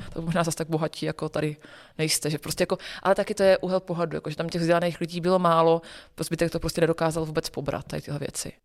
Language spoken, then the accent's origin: Czech; Olomouc, Olomouc Region, Czechia; Já jsem, původem z Olomouce a my jsme v Olomouci celý, eh, roky, co jsem vyrůstala